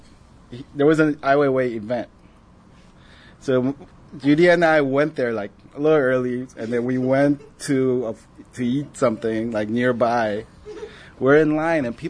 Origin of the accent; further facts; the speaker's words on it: Paraguay; moved away; also born or lived in South Korea; growing up in Paraguay